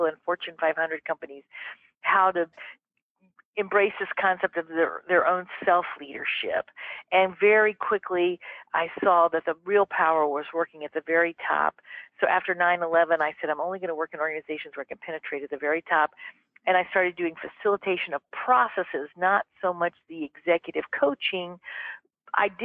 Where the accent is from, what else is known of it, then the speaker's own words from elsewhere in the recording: Mississippi, United States; moved away; I grew up in Mississippi, darling, in the 1960s